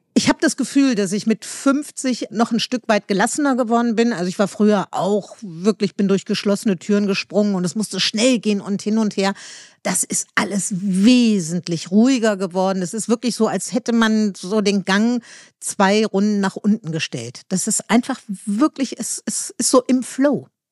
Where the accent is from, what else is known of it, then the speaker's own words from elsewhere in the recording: Meerbusch, North Rhine-Westphalia, Germany; now in Berlin, Germany; ich komme aus Meerbusch, das ist ein kleines Dorf in, in Nordrhein-Westfalen.